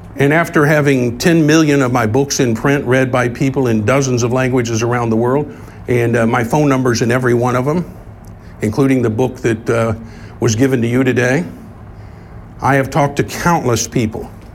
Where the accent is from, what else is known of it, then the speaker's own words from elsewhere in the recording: Tulsa, Oklahoma, United States; when I grew up here in Tulsa as a young man